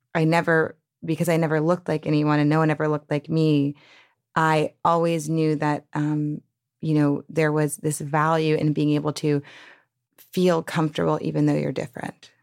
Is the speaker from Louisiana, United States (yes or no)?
yes; New Orleans, Louisiana, United States; I grew up in New Orleans